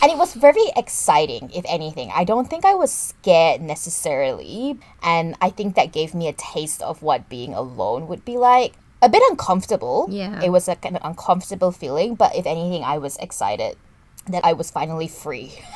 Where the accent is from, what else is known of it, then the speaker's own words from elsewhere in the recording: Kuala Lumpur, Malaysia; growing up in Kuala Lumpur, it's not a walking city per se